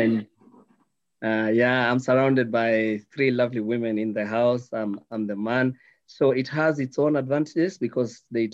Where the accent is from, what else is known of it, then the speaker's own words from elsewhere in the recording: Nairobi, Kenya; So I was born in Nairobi. I stayed up with my family in Nairobi and not the suburbs of Nairobi. So I grew up in the deepest and the poorest parts of Nairobi.